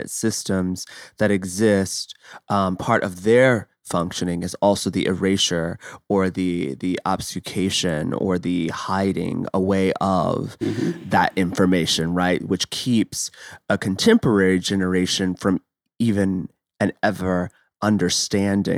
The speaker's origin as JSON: {"language": "English", "region": "Midwest", "country": "United States", "said": "we're both from the Midwest"}